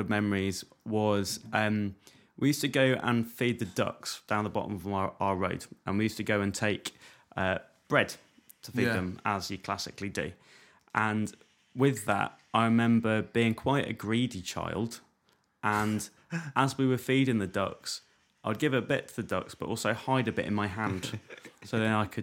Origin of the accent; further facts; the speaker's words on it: Norfolk, East of England, United Kingdom; moved away; I grew up in Norfolk